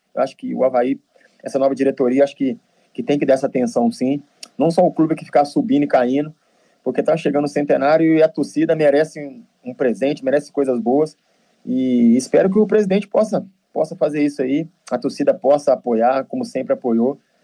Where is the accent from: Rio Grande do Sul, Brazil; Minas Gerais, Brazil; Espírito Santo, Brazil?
Minas Gerais, Brazil; Nova Lima; moved away; Eu sou de Minas